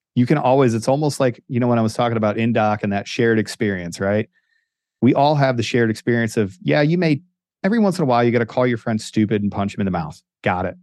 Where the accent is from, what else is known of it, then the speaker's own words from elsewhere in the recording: Northeast Ohio, United States; moved away; dorky kid that grew up in Northeast Ohio